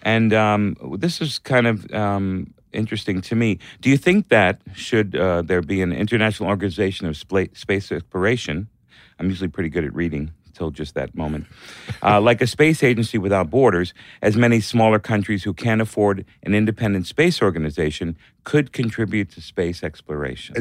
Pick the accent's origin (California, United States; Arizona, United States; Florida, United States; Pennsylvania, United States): Florida, United States; Hollywood; also born or lived in New York; I was born in New York, but I grew up in Hollywood, Florida